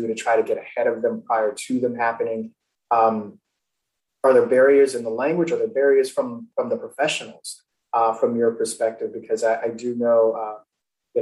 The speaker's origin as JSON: {"language": "English", "region": "Florida", "country": "United States", "also_born_or_lived": "Nebraska", "moved": "yes", "said": "I'm originally from Florida"}